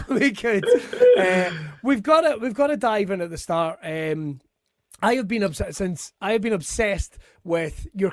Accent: Scotland, United Kingdom; being Scottish

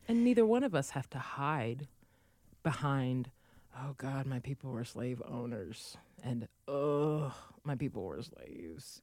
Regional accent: United States; there has never been a time growing up in the United States where I've not been aware of the fact that I'm African-American

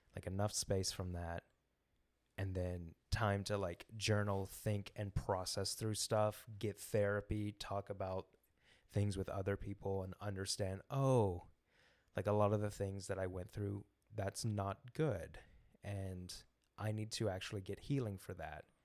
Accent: Memphis, Tennessee, United States; now in Kansas City, United States; I'm from Memphis, Tennessee

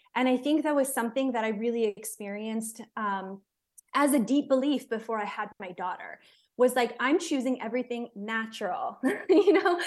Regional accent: United States; moved away; also born or lived in Israel; I'm American

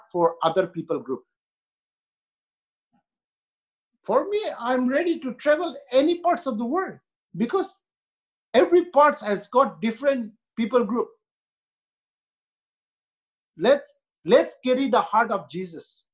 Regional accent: India; also born or lived in Northeast India; I'm Indian

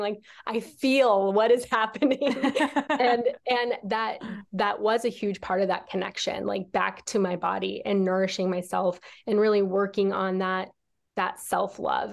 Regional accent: Nebraska, United States; I grew up in Nebraska

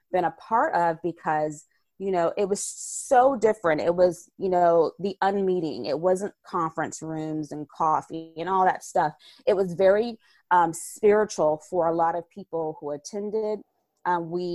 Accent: the South, United States; I'm a Southerner.

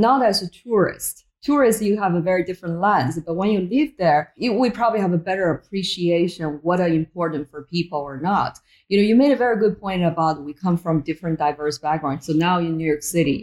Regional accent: Beijing, China; moved away as an adult; also born or lived in Boston, United States; now in United States; I was born in Beijing, China, very, very different country back then compared to where it is now.

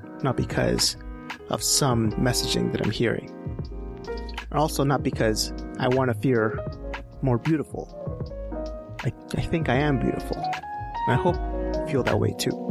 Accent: Edmonton, Alberta, Canada; in Edmonton, in my hometown

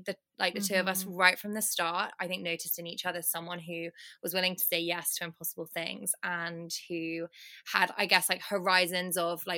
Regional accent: United Kingdom; now in London, United Kingdom; And right now I'm in London, I'm British.

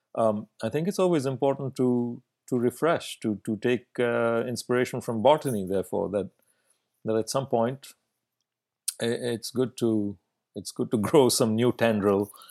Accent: Bangalore, Karnataka, India; first language Kannada; English is a second language; moved away as an adult; now in Vancouver, Canada; growing up in India

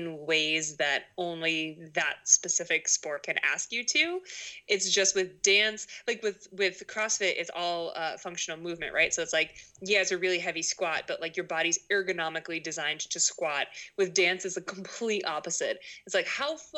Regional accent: Boston, Massachusetts, United States; moved away as an adult; also born or lived in Rhode Island / Maine; So I'm from Boston. I grew up in Boston

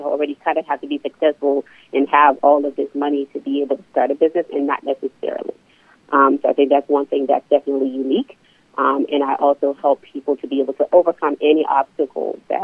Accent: Liberia; now in Norfolk, United States; I'm originally from West Africa, Liberia

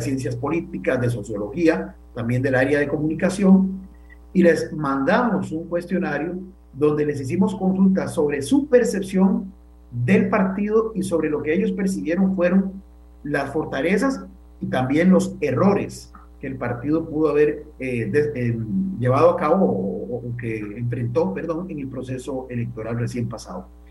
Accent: Costa Rica

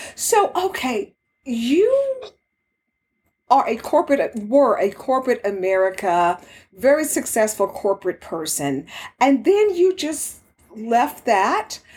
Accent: Houston, Texas, United States; also born or lived in Dallas, Texas; I grew up in uh, Houston. I was born in Dallas, and so I'm very familiar, of course, with Texas

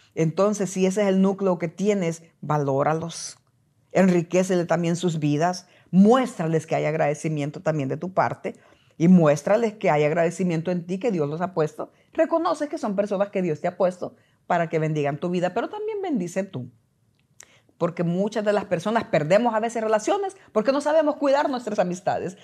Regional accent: El Salvador; moved away; cuando yo trabajé en mi país, El Salvador

